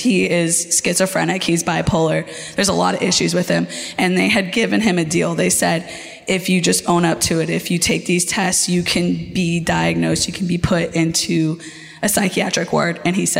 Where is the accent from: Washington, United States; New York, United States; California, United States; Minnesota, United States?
California, United States; San Diego; Here, San Diego.